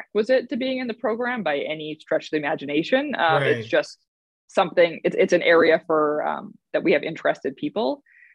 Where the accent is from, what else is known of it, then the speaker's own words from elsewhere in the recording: Canada; moved away; I grew up in Canada